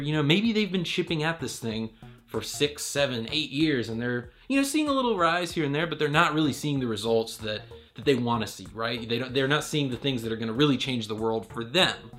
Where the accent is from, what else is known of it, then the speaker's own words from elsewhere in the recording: Raleigh, North Carolina, United States; I'm from Raleigh, North Carolina